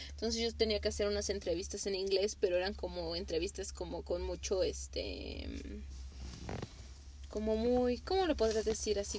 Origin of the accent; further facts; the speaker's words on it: Mexico; Para nosotros este como mexicanos el chile